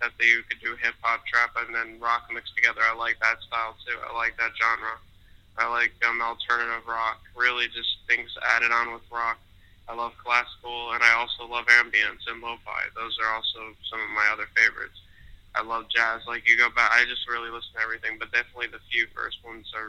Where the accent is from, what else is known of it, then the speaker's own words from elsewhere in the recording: West Palm Beach, Florida, United States; I'm from West Palm Beach, Florida. Upcoming artist